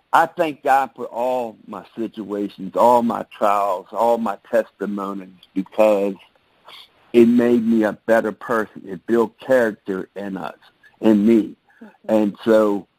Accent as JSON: {"language": "English", "town": "Baltimore", "region": "Maryland", "country": "United States", "tie": "born or raised there", "said": "I came from Baltimore, Maryland, born and raised"}